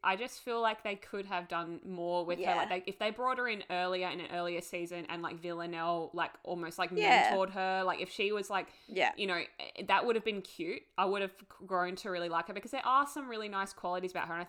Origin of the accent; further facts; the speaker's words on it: Australia; we're Australian.